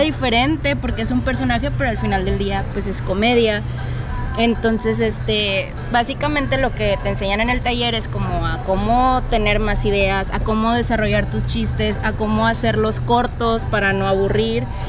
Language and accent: Spanish; Mexico; yo soy de la Victoria